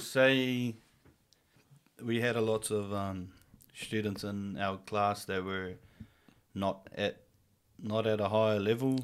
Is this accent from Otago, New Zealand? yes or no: no; Whangarei, Northland, New Zealand; born and raised here in Whangarei.